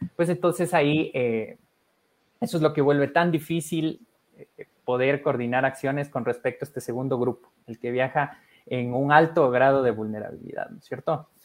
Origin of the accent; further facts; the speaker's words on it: Ecuador; aquí de Ecuador